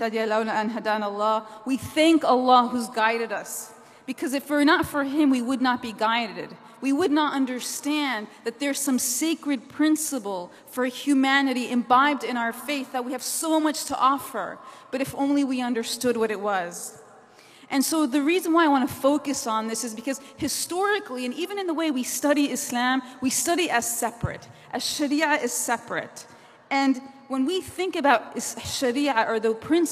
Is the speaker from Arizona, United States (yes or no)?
no; New Jersey, United States; I'm from New Jersey, the Garden State